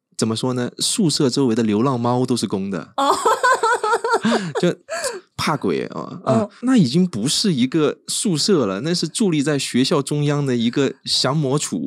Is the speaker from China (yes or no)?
yes; Wuhan, Hubei, China; moved away as an adult; now in Hsinchu, Taiwan; 来自湖北 武汉的…，现在在国立清华大学读书